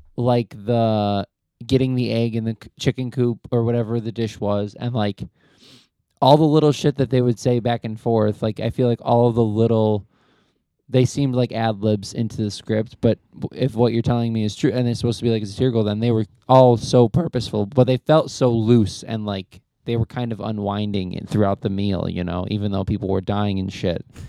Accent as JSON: {"language": "English", "country": "United States", "said": "as an American"}